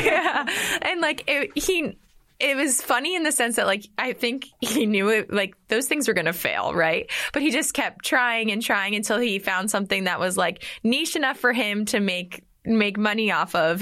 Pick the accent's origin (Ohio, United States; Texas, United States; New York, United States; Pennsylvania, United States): Pennsylvania, United States; near Philadelphia, small town in; I grew up in a small town in Pennsylvania, not not too far outside Philadelphia